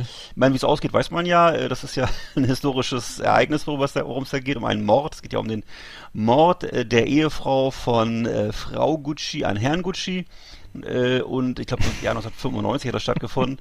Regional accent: Bremerhaven, Bremen, Germany; moved away; aus meiner Heimatstadt Bremerhaven

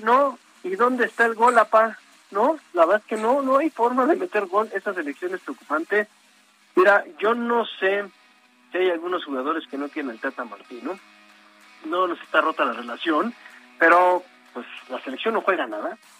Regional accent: Mexico

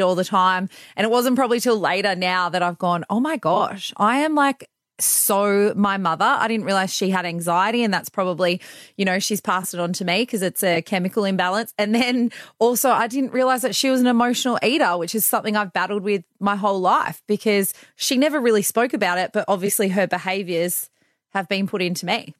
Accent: Bathurst, New South Wales, Australia; moved away as an adult; also born or lived in London; now in Perth, Australia; I grew up in New South Wales in a place called Bathurst

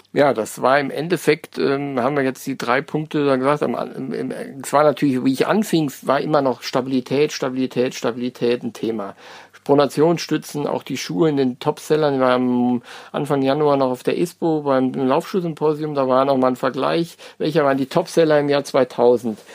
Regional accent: North Rhine-Westphalia, Germany; now in Frankfurt, Germany; ich komme gar nicht aus Hessen, sondern bin aus NRW

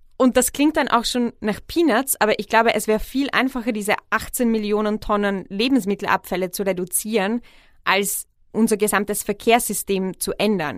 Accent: Czechia; now in Vienna, Austria; in Tschechien, wo ich aufgewachsen bin

